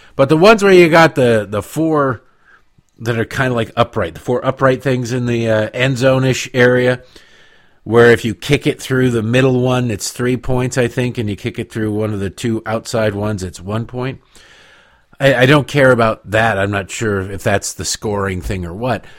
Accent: United States; as an American

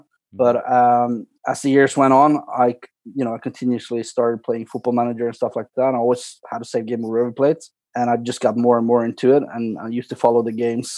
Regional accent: Ålesund, Møre og Romsdal, Norway; born or raised there; also born or lived in Colombia

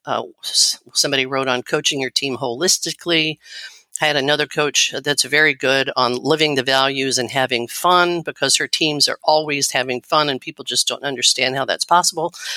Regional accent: Missouri, United States; I grew up in Missouri

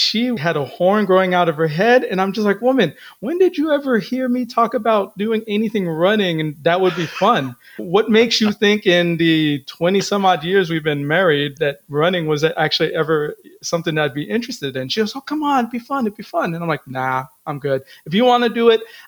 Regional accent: Philippines; I'm Filipino

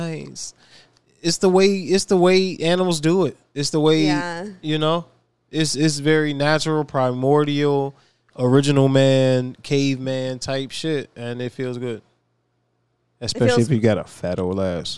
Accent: Virginia, United States; I'm from Virginia

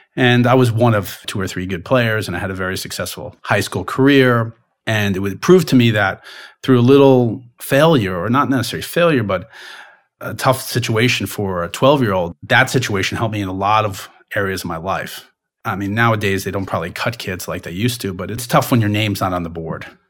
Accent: Long Island, New York, United States; I grew up in Long Island

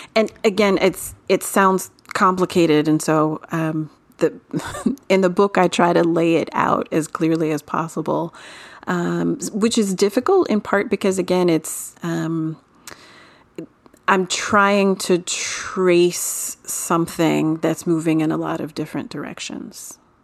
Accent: Florida, United States; I'm from Florida

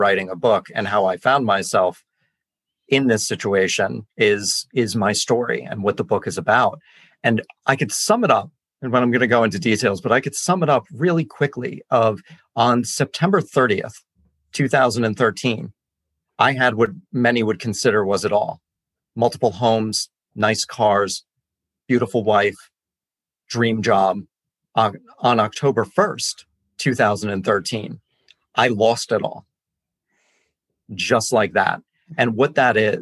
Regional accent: Westchester County, New York, United States; moved away as an adult; now in Brooklyn, United States; I am from originally Westchester County, New York.

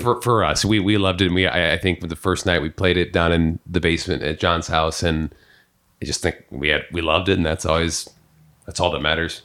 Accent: Peoria, Illinois, United States; also born or lived in Columbia, Missouri; I moved in with three of my very good friends in my hometown of Peoria, Illinois

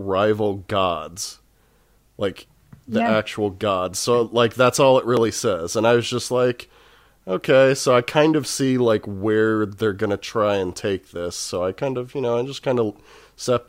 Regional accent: Texas, United States; I grew up in Texas, and it's like, I grew up in Texas, and I've lived in Texas most of my life.

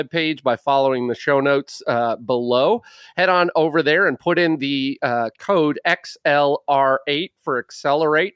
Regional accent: Little Falls, Minnesota, United States; I grew up in Little Falls.

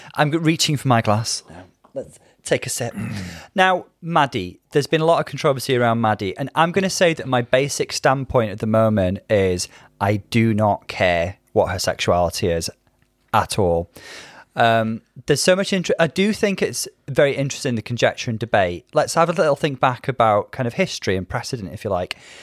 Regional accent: United Kingdom; growing up in British kind of culture

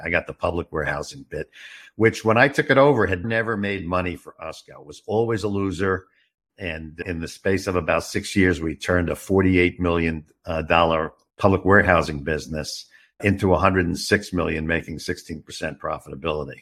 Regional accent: New York City, New York, United States; also born or lived in Westchester; now in Arizona, United States; I got my informal education on the streets of Brooklyn, New York

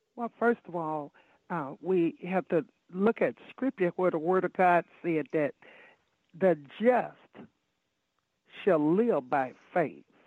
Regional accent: Chicago, Illinois, United States; I grew up in Chicago, Illinois

